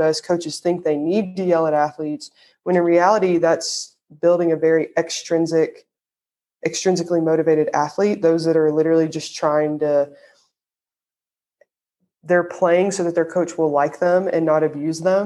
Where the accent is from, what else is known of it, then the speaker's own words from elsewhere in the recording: the South, United States; accent: Southern; my Southern accent just came out